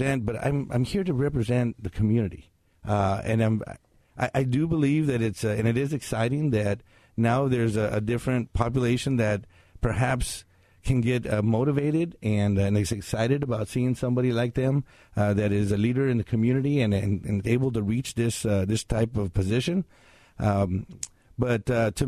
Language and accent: English; Mesa, Washington, United States; also born or lived in Kennewick, Washington / Pasco, Washington; I was born in Kennewick, Washington, actually, and then I was raised in Mesa up until I was about 18 years old